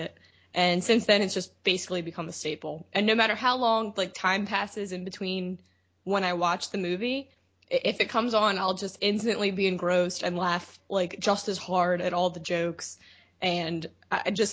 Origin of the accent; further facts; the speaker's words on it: Baltimore, Maryland, United States; we all are from Baltimore, Maryland. So that would be what my accent is